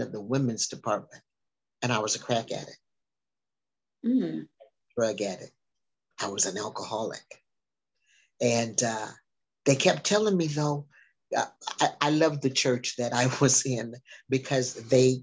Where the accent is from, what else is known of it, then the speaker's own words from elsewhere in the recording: Minnesota, United States; also born or lived in Galveston; now in Houston, United States; I was raised in Minnesota, traveled around a lot.